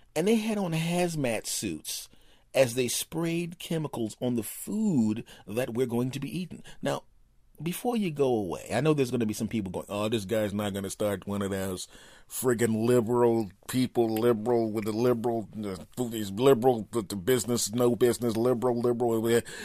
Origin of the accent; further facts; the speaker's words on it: United States; now in Los Angeles, United States; I'm an American